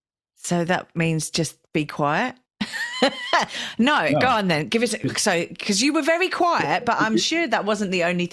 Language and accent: English; England, United Kingdom; my English background, because it's like, being English